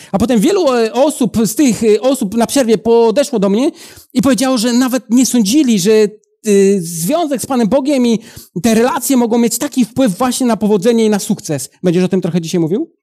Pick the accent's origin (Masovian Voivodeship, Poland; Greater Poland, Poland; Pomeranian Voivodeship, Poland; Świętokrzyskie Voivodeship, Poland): Masovian Voivodeship, Poland; Przysucha; also born or lived in Italy; now in Łódź, Poland; ja pochodzę z Podradomia, z takiej małej miejscowości Przysłucha, ale teraz e, na co dzień mieszkam w Łodzi